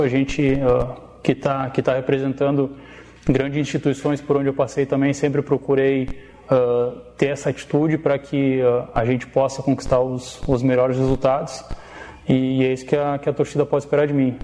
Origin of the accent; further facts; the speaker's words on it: Erechim, Rio Grande do Sul, Brazil; moved away; Eu sou gaúcho de Erechim